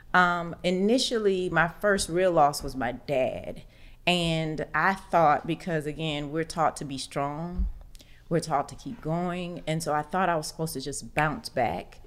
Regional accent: Orlando, Florida, United States; moved away as an adult; now in Atlanta, United States; Orlando, and of course, that's my hometown

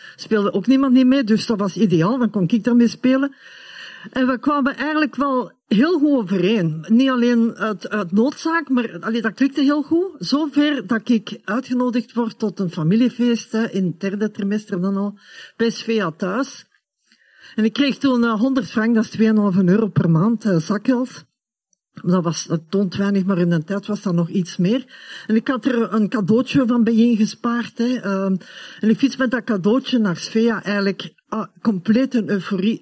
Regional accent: Hoboken, Flanders, Belgium; also born or lived in Germany; de 17 augustus 1967 verhuisden wij naar België

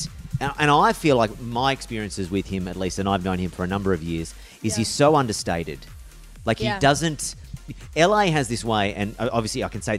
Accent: Australia; as an Australian

